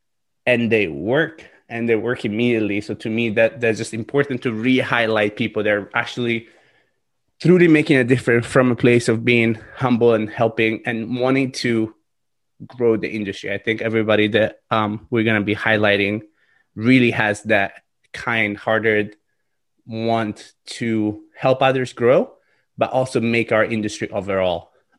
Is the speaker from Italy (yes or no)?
yes; Italy; English is a second language; So I am from Italy, yeah.